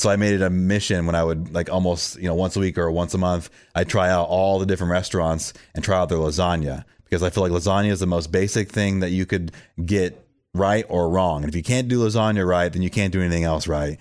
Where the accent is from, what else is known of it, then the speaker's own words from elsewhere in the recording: Florida, United States; moved away as an adult; also born or lived in San Francisco, California; now in Nashville, United States; I was born and raised in Florida, but I became a man in California because that's where I moved there in my early twenties